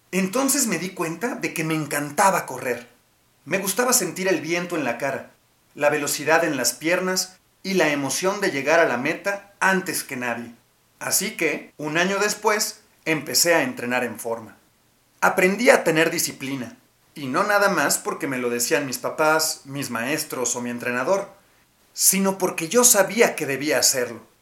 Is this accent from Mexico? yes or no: yes; Nogales, Sonora, Mexico; born there; Nací en Nogales, Sonora, y desde muy chiquita era inquieta.